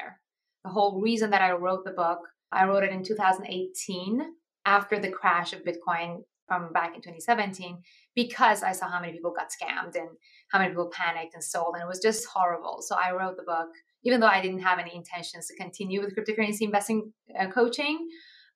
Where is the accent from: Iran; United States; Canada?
Iran; moved away; I'm actually originally from Iran